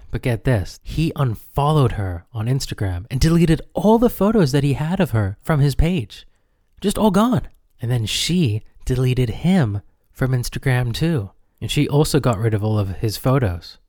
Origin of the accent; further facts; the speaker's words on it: United States; growing up in the United States